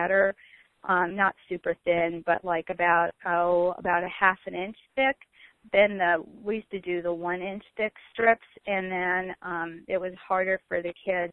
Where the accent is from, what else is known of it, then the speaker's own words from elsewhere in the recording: New York, United States; moved away; when I was growing up in New York